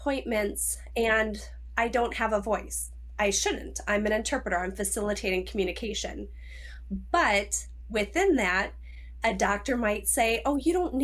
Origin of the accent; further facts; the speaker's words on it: Minnesota, United States; I'm from Minnesota.